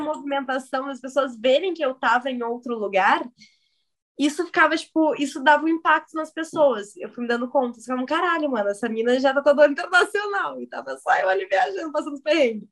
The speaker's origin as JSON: {"language": "Portuguese", "town": "São Leopoldo", "region": "Rio Grande do Sul", "country": "Brazil", "tie": "born or raised there", "said": "eu sou o estereotipo do Rio Grande do Sul. Nasci em São Leopoldo"}